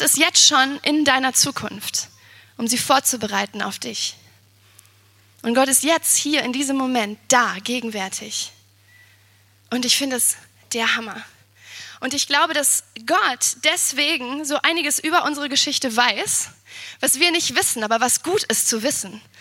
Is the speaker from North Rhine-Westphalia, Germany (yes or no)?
yes; Siegen, North Rhine-Westphalia, Germany; now in Potsdam, Germany; ich bin in Siegen geboren